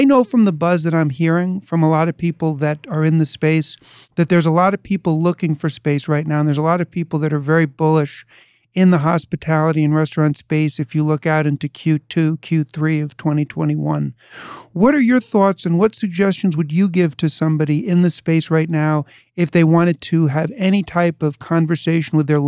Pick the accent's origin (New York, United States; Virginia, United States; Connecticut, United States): New York, United States; having been born and raised in New York